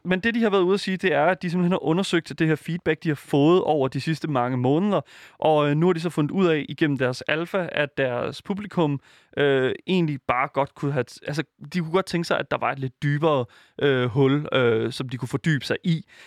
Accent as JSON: {"language": "Danish", "country": "Denmark", "said": "som dansker"}